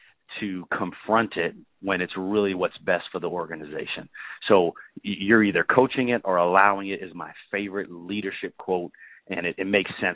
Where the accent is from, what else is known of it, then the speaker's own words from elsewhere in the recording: New York City, New York, United States; also born or lived in North Carolina / Arkansas; now in Orlando, United States; I'm originally from the Bronx in New York City.